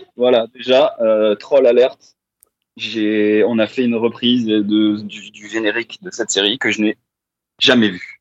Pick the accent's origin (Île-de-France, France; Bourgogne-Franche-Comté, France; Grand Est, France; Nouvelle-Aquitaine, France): Île-de-France, France; Val d'Oise; nous on est originaire du Val d'Oise